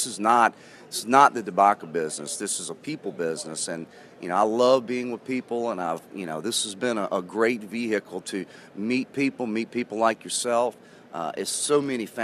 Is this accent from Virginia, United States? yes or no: yes; Keysville, Virginia, United States; I am from a little area, south side Virginia. It's between Danville and Richmond. It's a little area called Keysville, Virginia.